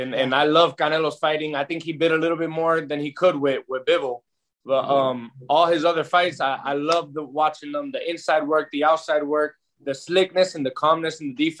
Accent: Orlando, Florida, United States; from here in Orlando, like where I was fighting out

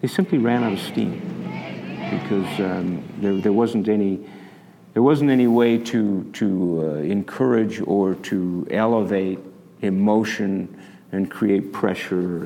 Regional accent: Canada; moved away as an adult; now in Utah, United States; I was born and raised in Canada to U.S. parents, and so I came down here to go to Weber State

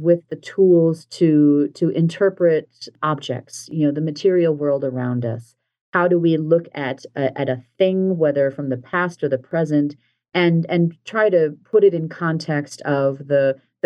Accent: Minneapolis, Minnesota, United States; also born or lived in Delaware; my hometown of Minneapolis

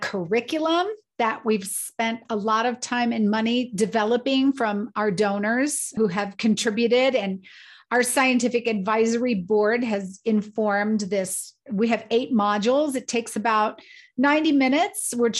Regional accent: Colorado Springs, Colorado, United States; I grew up in the military, and my father's a retired colonel. I grew up in Colorado Springs on the Air Force Academy.

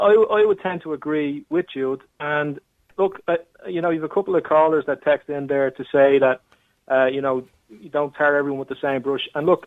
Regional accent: Dublin, Leinster, Ireland; Where I grew up out in Blanchardstown, that certainly wasn't the case.

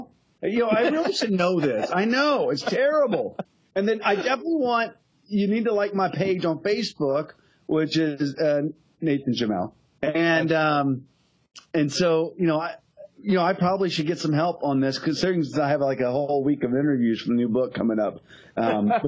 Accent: Texas, United States; being a Texan

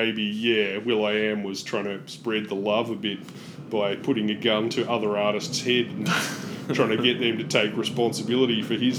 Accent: Australia; I'm an Australian

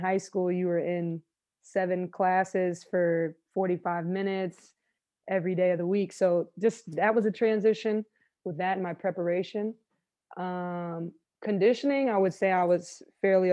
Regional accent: Florida, United States; I'm a Florida girl

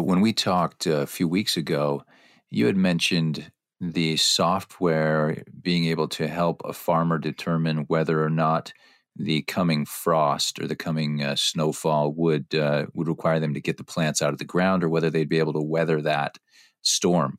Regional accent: Platteville, Wisconsin, United States; I hail from from Platteville

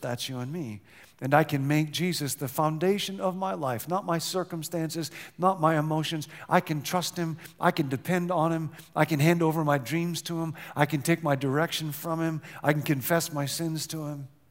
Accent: Rockford, Illinois, United States; now in California, United States; I grew up in the Midwest, Rockfin, Illinois, where tornadoes were quite common when I was a little kid

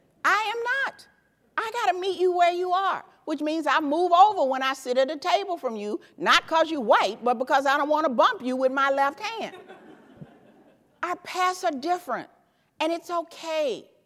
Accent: the South, United States; But I'm from the South. Take a plate. They got some cookies or something else like that. See, in the South, when you leave, people say, well, take a plate, honey.

